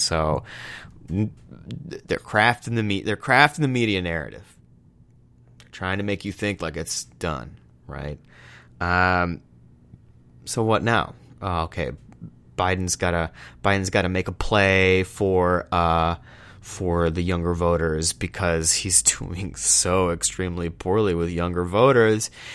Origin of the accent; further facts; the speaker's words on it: Texas, United States; I'm from Texas